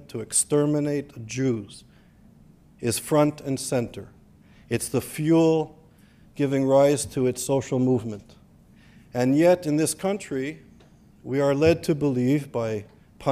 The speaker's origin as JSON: {"language": "English", "country": "Canada", "tie": "born or raised there", "also_born_or_lived": "Israel", "moved": "yes", "lives_now": "United States", "said": "growing up in Canada in a social multicultural society"}